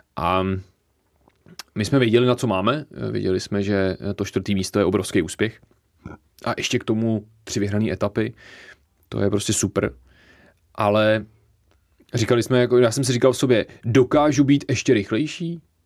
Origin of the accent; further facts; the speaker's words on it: Bohemia, Czechia; tady vůbec u nás v Čechách